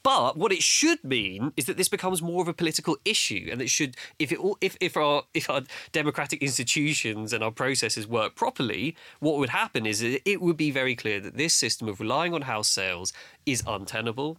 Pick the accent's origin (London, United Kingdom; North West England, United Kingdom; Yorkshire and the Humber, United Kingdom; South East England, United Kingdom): London, United Kingdom; I grew up in Battersea